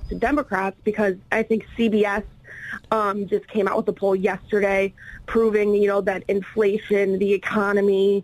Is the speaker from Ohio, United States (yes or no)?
yes; Ohio, United States; now in Washington, D.C., United States; I'm based in D.C., but I know I'm originally from Ohio